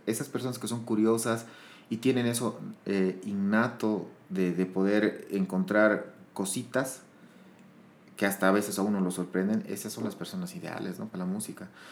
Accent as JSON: {"language": "Spanish", "region": "La Paz", "country": "Bolivia", "tie": "born or raised there", "also_born_or_lived": "Sucre", "moved": "as an adult", "said": "soy, soy de La Paz. Em, he nacido en el 84. Eh, ya tengo 38 años. Eh, me, prácticamente vivido hasta mis, hasta mis 20 años en La Paz"}